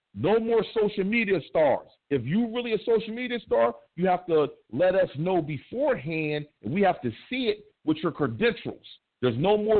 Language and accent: English; East Coast, United States; I'm from the East Coast, but you know I'll be on the West too